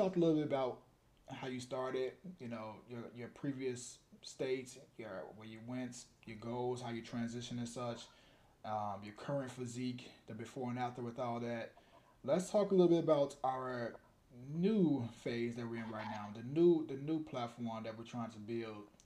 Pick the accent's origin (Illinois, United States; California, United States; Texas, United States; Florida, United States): Illinois, United States; Chicago; I'm from the West Side